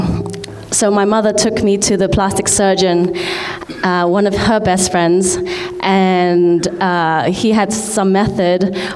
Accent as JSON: {"language": "English", "country": "Hong Kong", "said": "I'm from Hong Kong. I'm Chinese"}